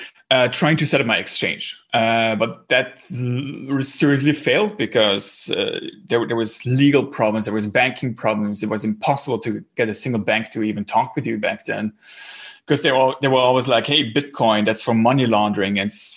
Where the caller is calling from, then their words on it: Berlin, Germany; English is a second language; Yeah, I'm actually calling in from Berlin. So it's about 7 p.m. here.